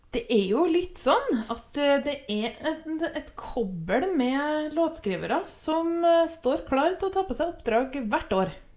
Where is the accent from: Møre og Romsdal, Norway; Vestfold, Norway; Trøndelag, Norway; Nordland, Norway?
Trøndelag, Norway; accent: trøndersk; jeg er trønder